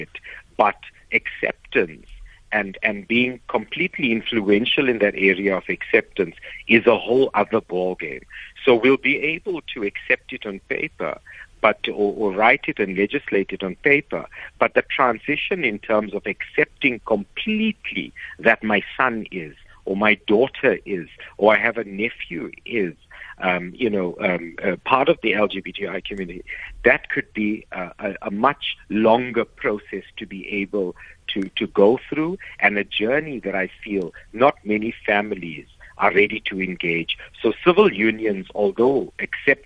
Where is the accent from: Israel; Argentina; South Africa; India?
South Africa; I love being South African